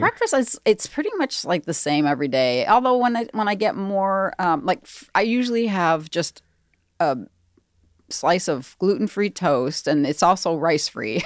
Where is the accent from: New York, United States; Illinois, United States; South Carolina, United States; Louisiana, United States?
Illinois, United States; Darien; In the suburbs, Southwest, like around Darien, Hinsdale